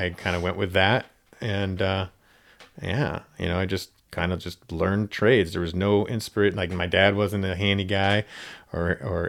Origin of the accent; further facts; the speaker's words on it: Gig Harbor, Washington, United States; also born or lived in Seattle / California; I'm actually from Gig Harbor, a little town near Tacoma is where I was born